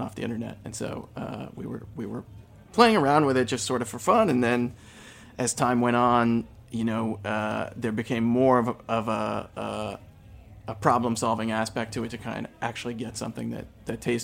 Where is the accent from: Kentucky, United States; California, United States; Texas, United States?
Kentucky, United States; Eastern; moved away as an adult; now in New York City, United States; I grew up in Eastern Kentucky and grew up in a dry county